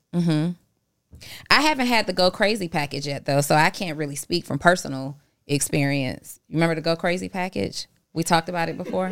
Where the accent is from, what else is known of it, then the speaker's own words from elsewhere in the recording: Atlanta, Georgia, United States; also born or lived in New Orleans, Louisiana; I am originally from New Orleans, but I went to school in Atlanta. I've been here since